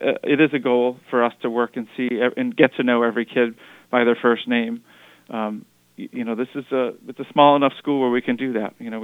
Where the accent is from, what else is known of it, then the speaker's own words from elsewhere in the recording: Wethersfield, Connecticut, United States; also born or lived in Hartford, Connecticut; I'm Connecticut born and raised. I was born in Hartford, grew up in Wethersfield.